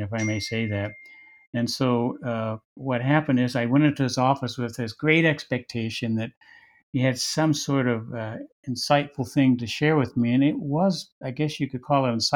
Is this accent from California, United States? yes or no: no; Wichita, Kansas, United States; also born or lived in Lawrence, Kansas; growing up in Wichita, Kansas